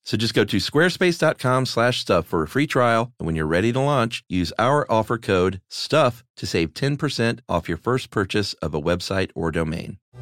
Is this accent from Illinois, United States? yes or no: no; Stone Mountain, Georgia, United States; I grew up in Stone Mountain, Georgia